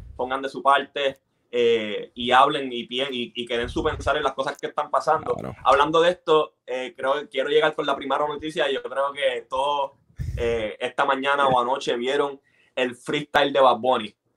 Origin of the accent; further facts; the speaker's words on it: Bayamón, Puerto Rico; now in Texas, United States; yo crecí en Bayamón